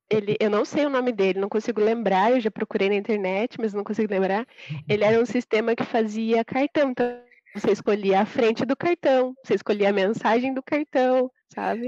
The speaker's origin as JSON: {"language": "Portuguese", "town": "Piraju", "region": "São Paulo", "country": "Brazil", "also_born_or_lived": "Curitiba, Brazil", "moved": "as an adult", "lives_now": "Charlotte, United States", "said": "Eu sou de Piraju, interior de São Paulo"}